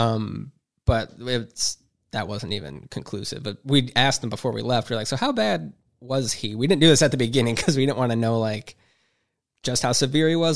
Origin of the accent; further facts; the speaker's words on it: Huron, Ohio, United States; I grew up in Huron, went to school there